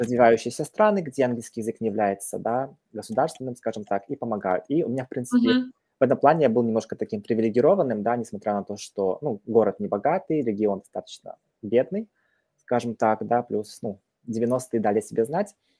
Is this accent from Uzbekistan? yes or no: no; Petropavl, North Kazakhstan Region, Kazakhstan; moved away; я родом из Казахстана, северного Казахстана, это недалеко от Омска, России, да, город Петропавловск, казахский Козлжар